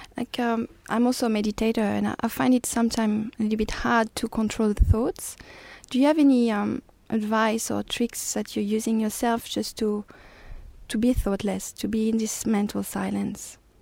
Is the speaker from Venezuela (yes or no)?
no; France; English is a second language; moved away as an adult; now in Australia; I'm from France